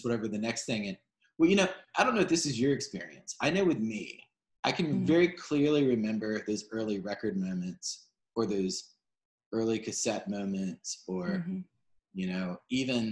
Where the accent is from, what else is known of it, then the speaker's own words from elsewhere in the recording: Charleston, South Carolina, United States; I was growing up in Charleston at that point in time